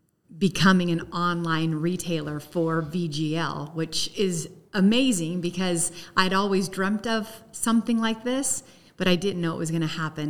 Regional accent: Sacramento, California, United States; My backstory is that I came from Sacramento almost 26 years ago, and I was a reporter.

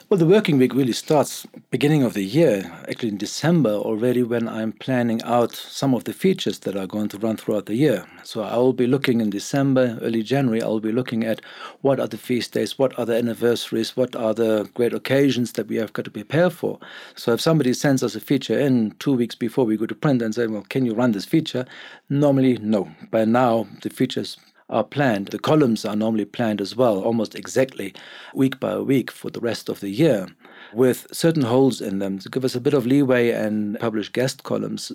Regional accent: Germany; English is a second language; moved away as an adult; now in Cape Town, South Africa; I was born in Germany. I came here as a young man with a very little knowledge of English

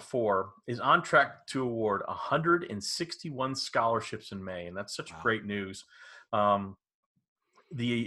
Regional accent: Dallas, Texas, United States; I grew up in Dallas

